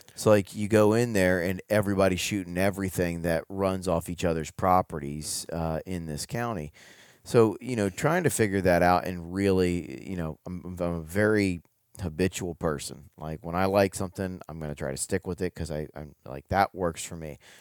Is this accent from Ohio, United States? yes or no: yes; Ohio, United States; moved away as an adult; now in Kentucky, United States; I grew up in Ohio